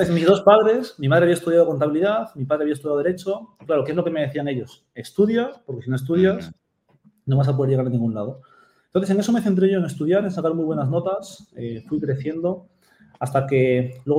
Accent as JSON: {"language": "Spanish", "country": "Peru", "also_born_or_lived": "Japan", "said": "yo soy de Perú, aunque no nací en Perú, nací en Japón"}